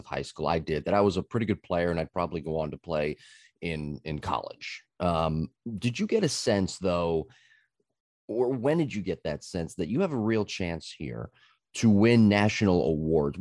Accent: Southern New Jersey, United States; growing up in Southern New Jersey

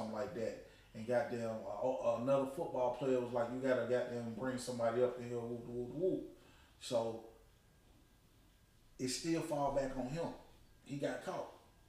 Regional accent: Nigeria; I'm not black. I'm Nigerian.

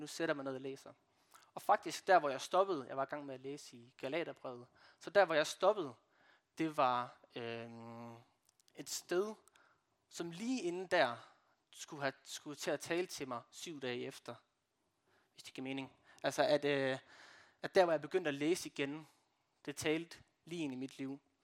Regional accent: Brande, Central Denmark Region, Denmark; jeg kommer fra Brande

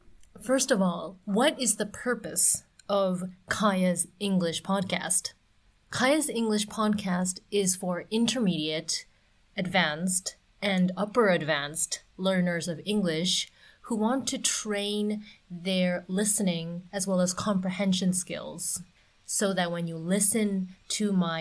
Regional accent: Ottawa, Ontario, Canada; English is a second language; also born or lived in Tokyo, Japan; I grew up in Canada and Japan. I was bouncing back and forth like a ping pong ball between Ottawa, which is the capital city of Canada on the eastern coast of North America, and Tokyo, which is on the other side of the globe.

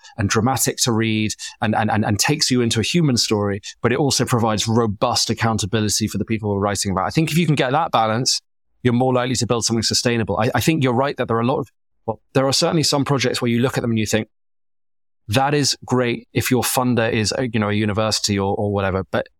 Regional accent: England, United Kingdom; accent: Southern English; The knock on me is that my accent is very Southern and I'm running a local media company.

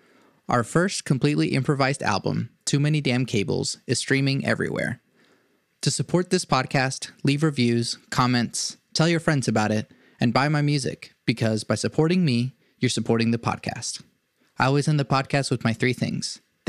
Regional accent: Venezuela; born there; I was born

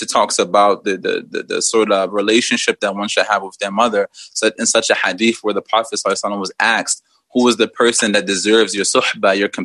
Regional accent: Philadelphia, Pennsylvania, United States; moved away as an adult; also born or lived in Liberia / Guinea; now in Egypt; I was born and raised in Philadelphia, but I'm actually a West African native from Liberia and Guinea

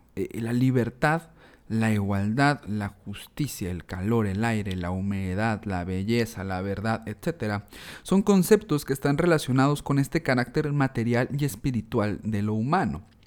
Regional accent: Mexico; reflexionándonos como mexicanos, eh, reflexionando nuestra identidad

